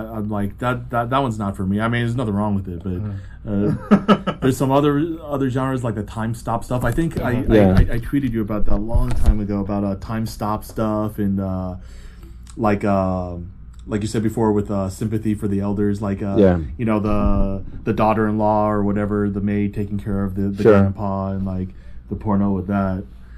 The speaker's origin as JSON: {"language": "English", "region": "New York", "country": "United States", "tie": "born or raised there", "also_born_or_lived": "Taipei, Taiwan / Florida", "said": "I was born in Taipei, Taiwan. I was there until I was like one. My dad was going to school, getting his master's in Florida. So I went to Florida when I was one, and then moved up with them to New York when he was."}